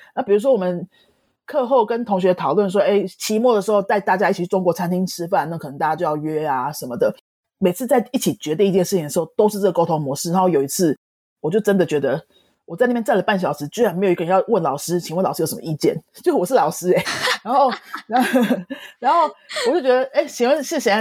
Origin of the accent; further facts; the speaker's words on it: Taiwan; 我们台湾籍的老师教英文，英文不是我们的母语嘛